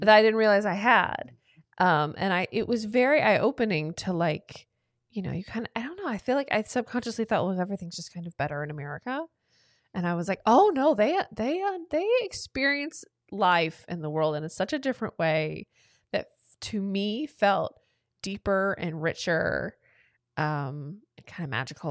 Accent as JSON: {"language": "English", "town": "Atlanta", "region": "Georgia", "country": "United States", "tie": "born or raised there", "also_born_or_lived": "Cleveland", "moved": "as an adult", "said": "I was born and raised in Atlanta, Georgia, and then left to go to Cleveland for college"}